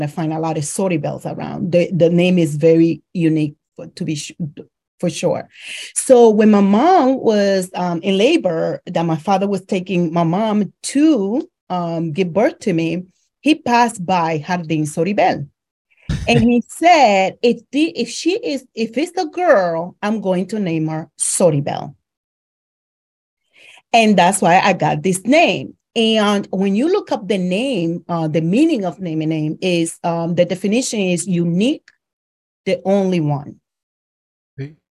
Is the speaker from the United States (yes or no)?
no; Dominican Republic; moved away; I am originally from the Dominican Republic.